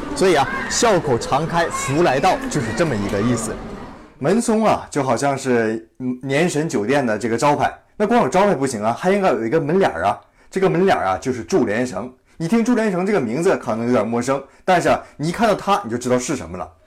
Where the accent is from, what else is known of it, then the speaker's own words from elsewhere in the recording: China; 我们中国人